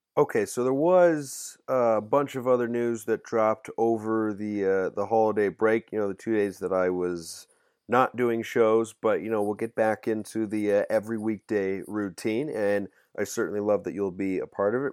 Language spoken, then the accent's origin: English; Pacific Northwest, United States; I'm from the Pacific Northwest